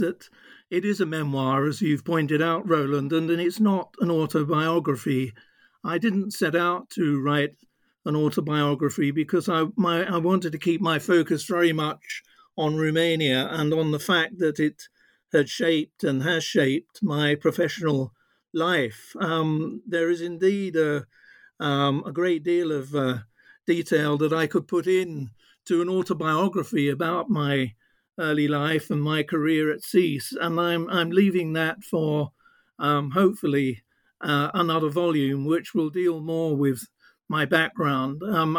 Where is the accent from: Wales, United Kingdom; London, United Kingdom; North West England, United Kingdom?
London, United Kingdom; also born or lived in Norfolk; I was born in Norfolk, but at a very early age, my parents brought me to London. And I suppose you would call me a child of working class background.